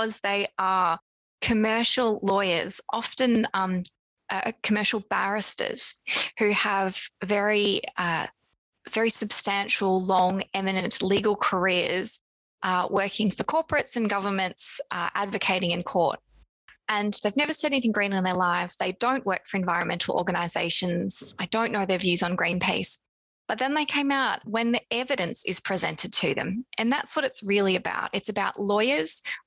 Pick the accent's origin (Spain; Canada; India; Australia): Australia; moved away as an adult; now in London, United Kingdom; you might have by now heard my accent. I'm Australian originally, but now based in London